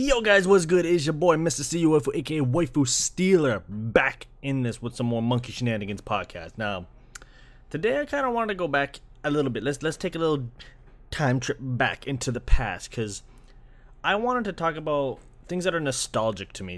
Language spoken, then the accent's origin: English; Canada; growing up in Canada